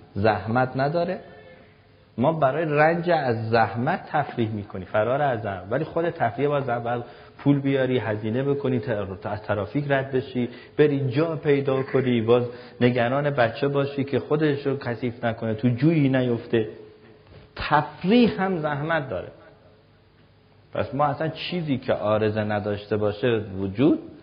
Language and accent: Persian; Mashhad, Razavi Khorasan, Iran; منم که مشهدی هستم